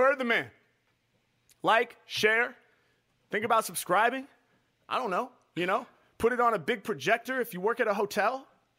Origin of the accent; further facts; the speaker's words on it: Portland, Oregon, United States; I'm from Portland. I got a lot of family up in the Seattle area